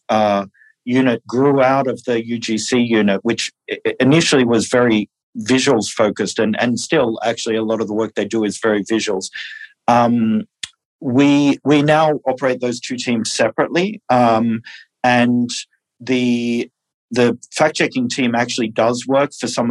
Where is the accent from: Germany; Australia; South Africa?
Australia; moved away; I'm originally from Australia